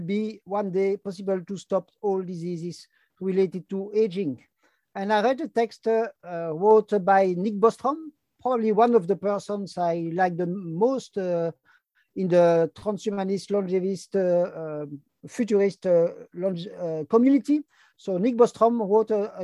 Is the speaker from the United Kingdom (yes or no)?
no; Brussels, Brussels-Capital Region, Belgium; first language French; English is a second language; I'm from Brussels, Belgium. Like you can hear, my first language is French, second language is Dutch